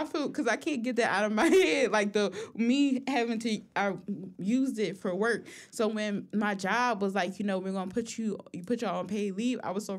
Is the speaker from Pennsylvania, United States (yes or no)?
yes; Philadelphia, Pennsylvania, United States; I'm from Philly.